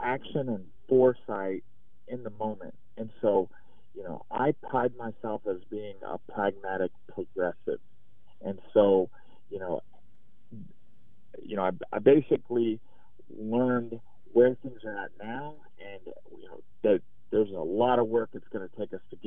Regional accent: Idaho, United States; here in my home state

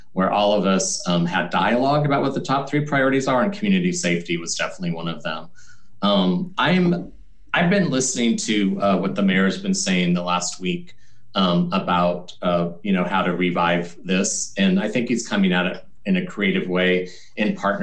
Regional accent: Portland, Oregon, United States; I'm really happy to be here and be of service to my hometown

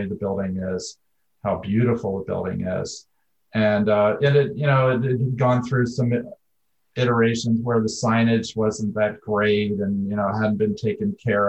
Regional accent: Philadelphia, Pennsylvania, United States; now in Portland, United States; I'm from Philadelphia

